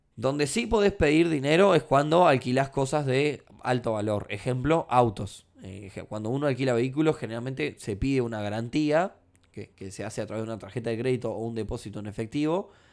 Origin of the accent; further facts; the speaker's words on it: Uruguay; No porque sea uruguayo